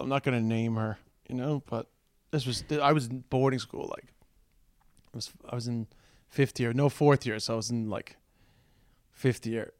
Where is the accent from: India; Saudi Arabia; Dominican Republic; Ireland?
Ireland; Dublin, Leinster; accent: Dublin; my Dublin accent